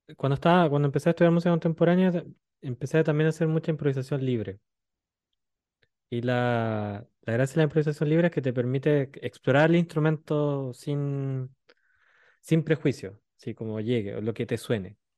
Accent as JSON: {"language": "Spanish", "country": "Chile", "moved": "as an adult", "lives_now": "France", "said": "Le dije, de Chile"}